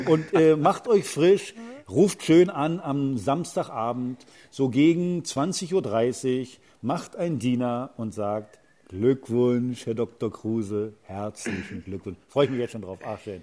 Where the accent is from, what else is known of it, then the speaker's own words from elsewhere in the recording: Berlin, Germany; wir als Berliner